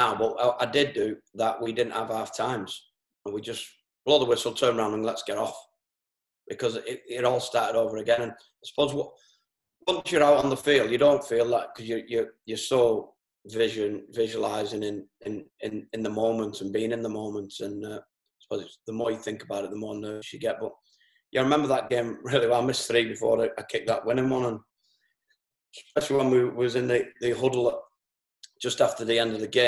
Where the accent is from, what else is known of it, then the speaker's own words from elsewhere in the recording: Merseyside, North West England, United Kingdom; I'm born and bred in Merseyside, which it took over Lancashire just before I was born.